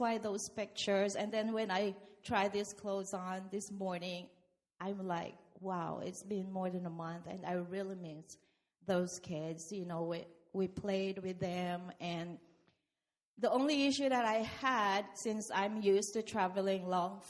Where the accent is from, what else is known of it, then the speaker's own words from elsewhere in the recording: Philippines; now in United States; I came from the Philippines.